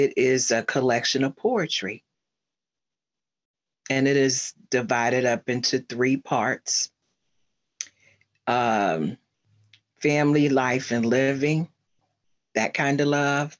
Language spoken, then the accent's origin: English; Cincinnati, Ohio, United States; now in Snellville, Georgia, United States; I was born and raised in Cincinnati, Ohio. That's where I'm originally from. And right now I'm living in Snellville, Georgia